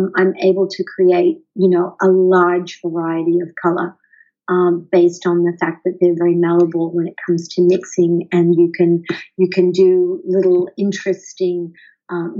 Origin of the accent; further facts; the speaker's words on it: Sydney, New South Wales, Australia; moved away as an adult; now in San Diego, United States; I was born in Sydney. I'm an Aussie, and I have lived half of my life in Australia and half of it over here in the United States, specifically in San Diego.